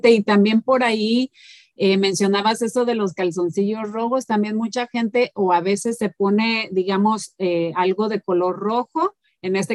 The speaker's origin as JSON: {"language": "Spanish", "country": "Mexico", "moved": "yes", "said": "yo sé que nosotros como mexicanos"}